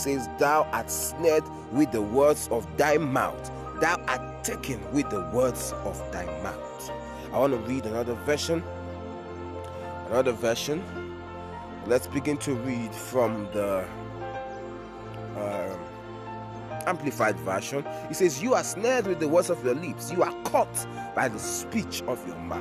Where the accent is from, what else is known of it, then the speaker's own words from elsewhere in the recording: Nigeria; I am Nigerian. I am Nigerian. Everything inside of me is Nigerian.